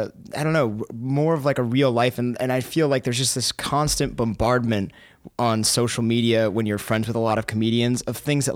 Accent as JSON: {"language": "English", "town": "Tahoe", "region": "Nevada", "country": "United States", "tie": "born or raised there", "also_born_or_lived": "Southern California", "said": "Yeah, and I was born in Southern California, and then we moved to Tahoe when I was like 10. So, I mean, it's like it's broken up a little bit. Nice. But, I mean, my roots are in Tahoe, in Nevada."}